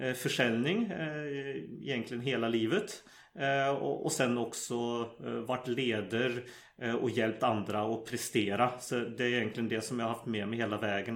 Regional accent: Sweden; moved away as an adult; now in Norway; jag växte upp i Sverige

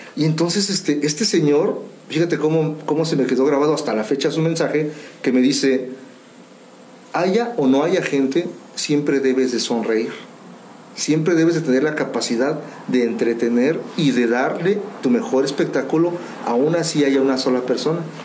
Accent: Mexico; somos los, mexicanos

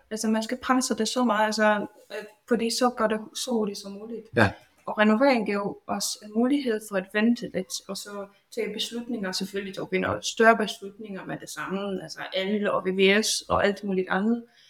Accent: Poland; Danish is a second language; moved away as an adult; now in Denmark; jeg er faktisk oprindelig fra Polen, som I kan måske høre

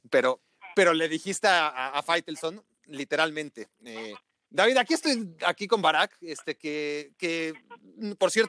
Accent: Oaxaca, Mexico; vengo de Oaxaca

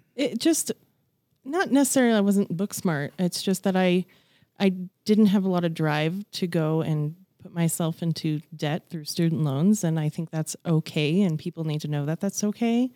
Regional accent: Broomfield, Colorado, United States; I grew up in Broomfield, Colorado, so I'm a born and raised native

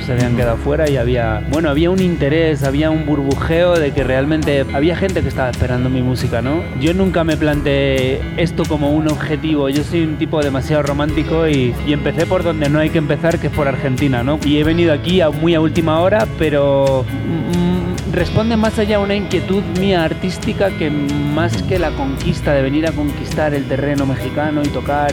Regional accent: Spain

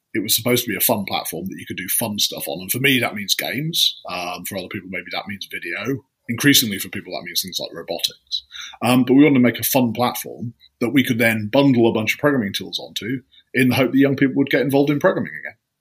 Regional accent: just outside Leeds, Yorkshire and the Humber, United Kingdom; I grew up just outside Leeds

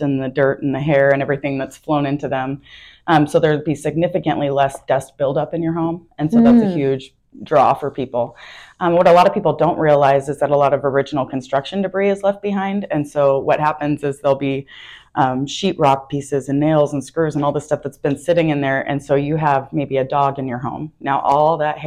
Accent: Tacoma, Washington, United States; moved away as an adult; now in Omaha, United States; I was born and raised in Tacoma, Washington, so I was there my whole entire life until about 18 months ago

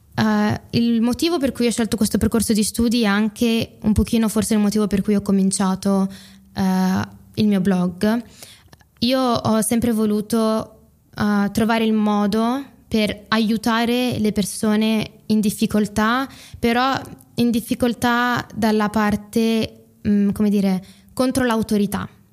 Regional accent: Italy; come me, sono cresciute in Italia, hanno fatto tutte le scuole in Italia, parlano in italiano

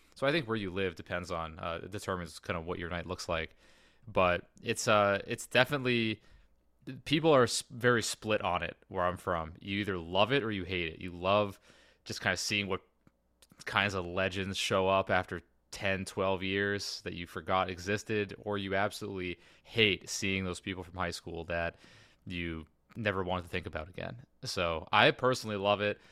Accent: New England, United States; moved away; in New England, where I'm from

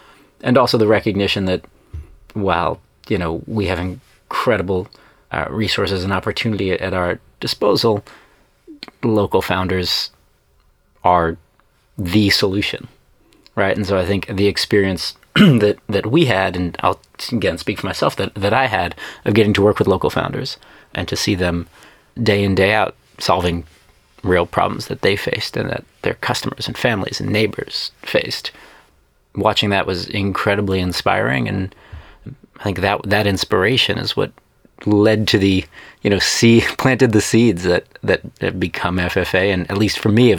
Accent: Brooklyn, New York, United States; accent: Brooklyn; There's a whole other podcast about how I lost my Brooklyn accent at age 3.

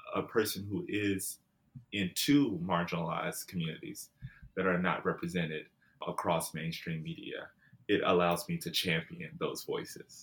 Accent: Jackson, Mississippi, United States; moved away as an adult; also born or lived in San Diego, California; now in Los Angeles, United States; Jackson is where I grew up

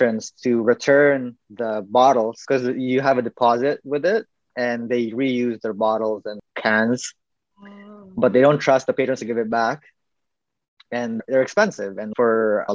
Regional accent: Philippines; I'm obviously Filipino

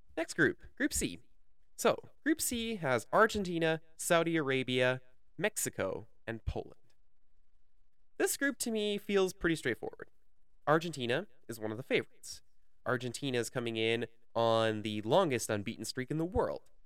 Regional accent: Canada; my country, Canada. So, first of all, as a Canadian

